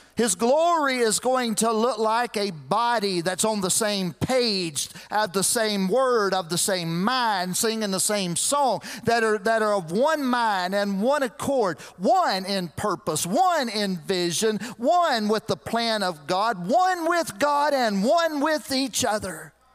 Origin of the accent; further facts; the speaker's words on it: Lexington, United States; moved away as an adult; I grew up in Lexington